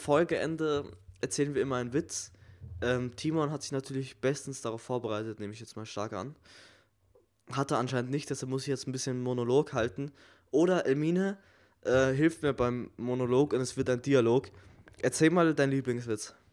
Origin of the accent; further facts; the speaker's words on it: Germany; ich als Deutscher